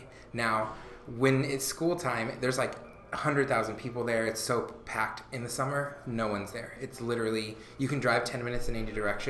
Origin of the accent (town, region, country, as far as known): Blue Springs, Missouri, United States; born or raised there; also born or lived in San Antonio, Texas